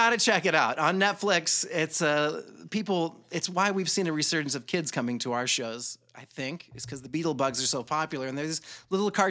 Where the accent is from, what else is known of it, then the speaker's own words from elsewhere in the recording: Columbus, Georgia, United States; I grew up in Columbus, Georgia at Fort Benning. Um, you know, growing up in the South in the 80s was an interesting thing.